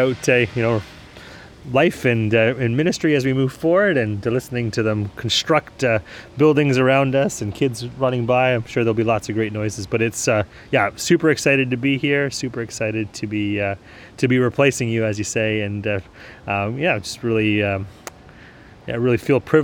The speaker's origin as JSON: {"language": "English", "town": "Kitchener", "region": "Ontario", "country": "Canada", "tie": "born or raised there", "said": "I grew up in Kitchener, Ontario, so not too far away from where we're sitting right now, about an hour away from Toronto"}